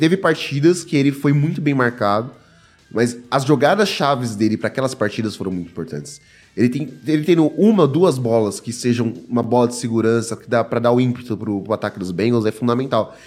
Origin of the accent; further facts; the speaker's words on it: São Paulo, Brazil; eu sou de São Paulo